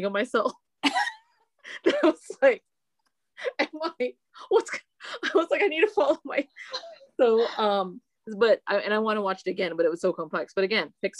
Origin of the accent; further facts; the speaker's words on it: Philippines; I'm Filipino